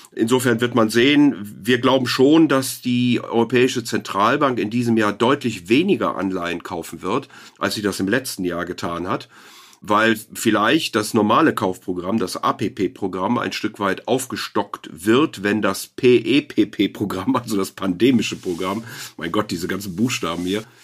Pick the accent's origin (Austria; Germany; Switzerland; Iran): Germany; Rhineland; als Rheinländer hier